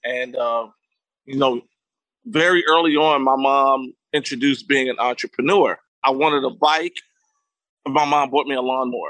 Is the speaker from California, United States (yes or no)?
no; New York City, New York, United States; also born or lived in Florida; my mom is from Harlem. I was born in Harlem, New York, and I'm really, you know, a Harlem kid, born and bred. However, my mom moved to Florida.